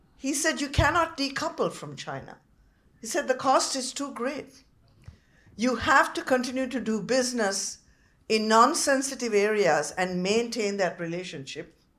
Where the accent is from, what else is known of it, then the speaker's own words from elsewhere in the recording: Sri Lanka; now in Canada; I came from Sri Lanka where the democracy has disintegrated over 75 years